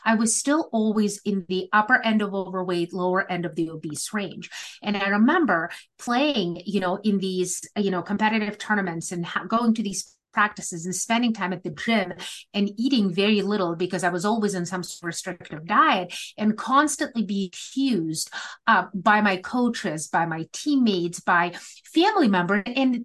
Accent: Moscow, Russia; moved away; I grew up in the former Soviet Union. I'm a first generation religious and political refugee. And growing up in Moscow in the 80s

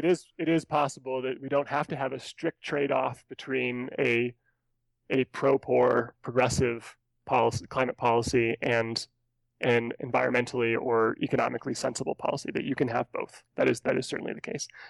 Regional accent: California, United States; now in Colorado, United States; As, as a native Californian

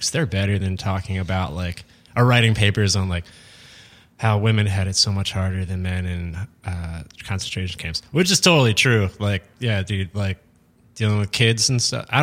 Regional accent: Harrisburg, Pennsylvania, United States; Harrisburg, Pennsylvania.

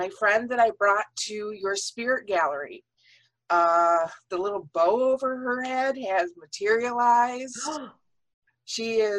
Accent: Michigan, United States; I mean, we're from Michigan.

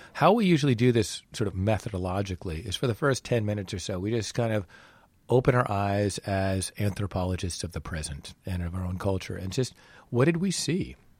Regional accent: New England, United States; I was raised in New England.

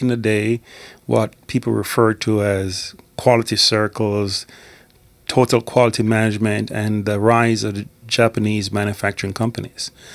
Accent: Scotland, United Kingdom; also born or lived in Jamaica; I was born in Jamaica, but I grew up in Scotland. I went to school in Scotland.

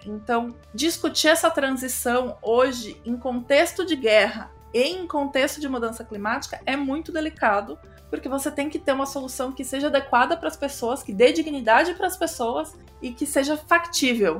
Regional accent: Brazil; now in Sorocaba, Brazil; sendo brasileira

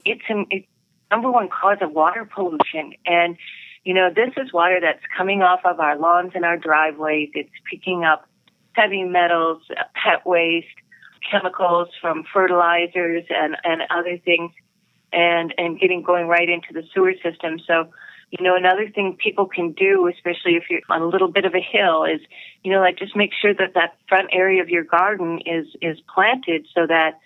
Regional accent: Minnesota, United States; growing up in Minnesota

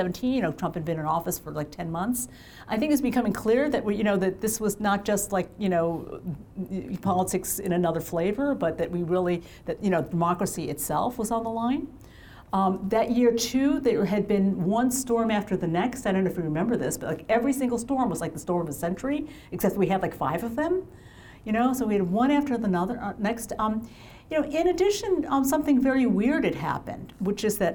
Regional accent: Massachusetts, United States; in my hometown of my home state of Massachusetts

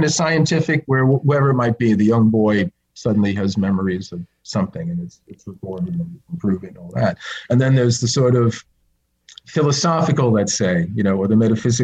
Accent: New Jersey, United States; moved away; growing up in New Jersey

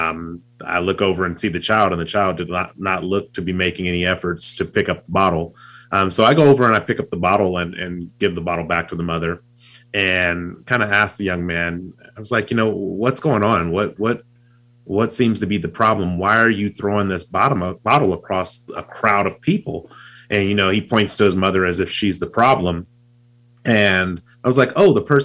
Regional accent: California, United States; now in Utah, United States; I live in Utah, but I grew up in California

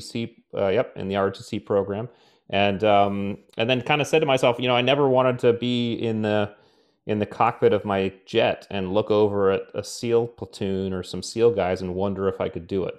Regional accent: Connecticut, United States; I grew up in Connecticut

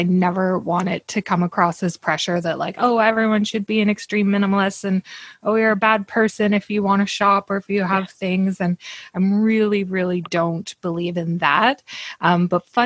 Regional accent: Canada; I'm a Canadian woman living in Squamish, British Columbia

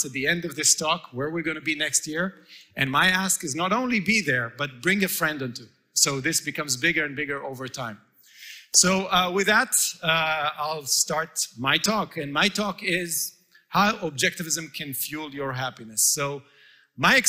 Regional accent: Israel; moved away; It was a commune that I grew up in Israel, a real communist settlement

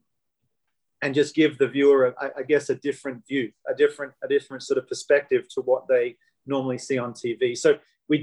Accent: Australia; me being an Australian

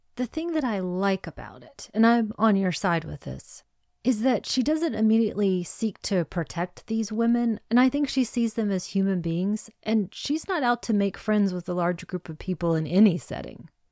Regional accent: United States; I'm an American.

